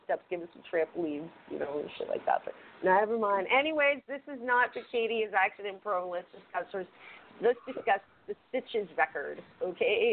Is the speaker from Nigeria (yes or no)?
no; Canada; I'm Canadian, and I am a very unproud redheaded Canadian right now